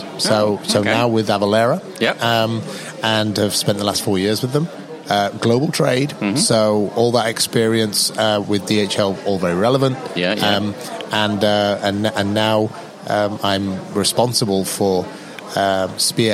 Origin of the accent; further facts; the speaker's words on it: United Kingdom; moved away as an adult; also born or lived in Tokyo, Japan / Saudi Arabia / Bahrain / Taiwan; I'm British